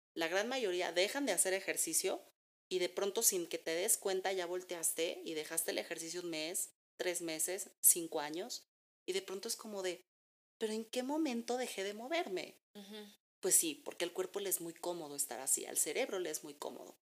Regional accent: Mexico; nosotros como mexicanos

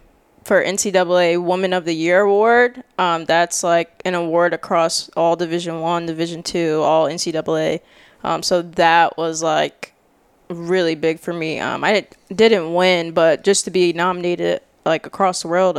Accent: Jacksonville, Florida, United States; also born or lived in Tallahassee, Florida; I am originally from Tallahassee, but grew up here in Jax. And yeah, that's me. … Tallahassee, Jacksonville.

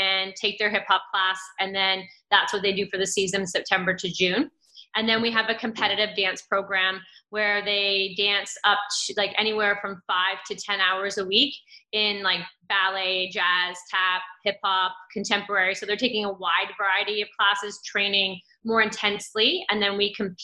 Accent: Cambridge, Ontario, Canada; I grew up in Cambridge.

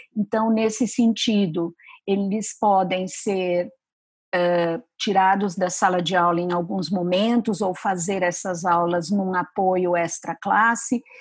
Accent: São Paulo, Brazil; eu sou de São Paulo

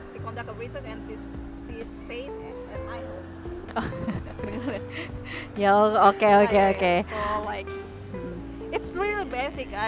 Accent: Indonesia; accent: Indonesian; English is a second language; your accent is like a little bit Indonesian accent.

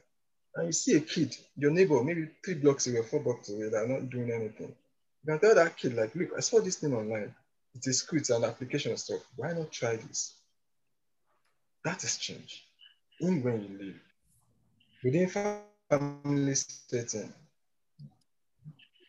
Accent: Nigeria; moved away as an adult; now in United Kingdom; I see myself as an ambassador of Nigeria

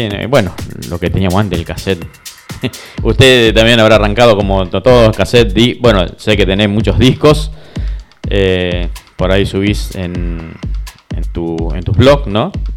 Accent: Rosario, Santa Fe, Argentina; also born or lived in Pérez; nacido y viví toda la vida en Rosario.

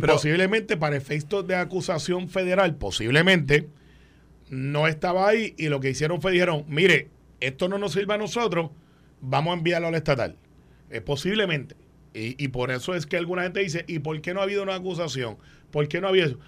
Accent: Guaynabo, Puerto Rico; cuando yo crecí en Guaynabo

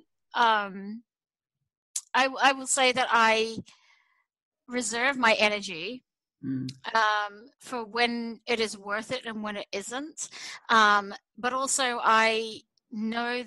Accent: Australia; now in United States; to live as an Australian in America

